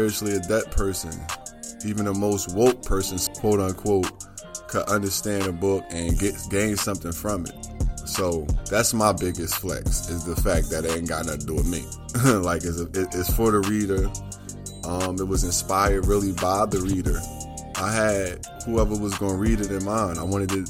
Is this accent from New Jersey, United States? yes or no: yes; Newark, New Jersey, United States; my hometown, my city, my state, Newark, New Jersey